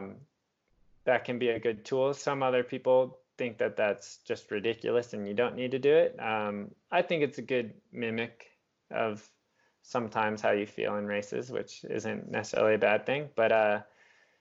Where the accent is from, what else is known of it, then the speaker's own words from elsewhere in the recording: Southwest, United States; I'm from the Southwest in the US